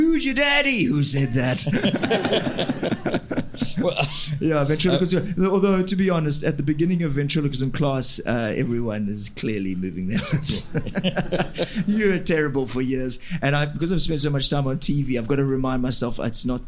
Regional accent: South Africa; I'm a white South African and I'm a ventriloquist

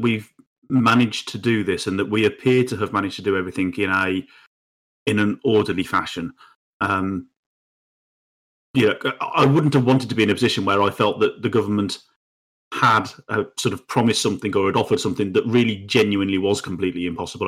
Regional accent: United Kingdom; we as the British people

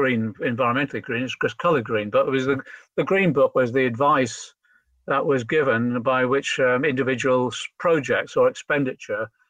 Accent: Liverpool, North West England, United Kingdom; I'm a Scouser

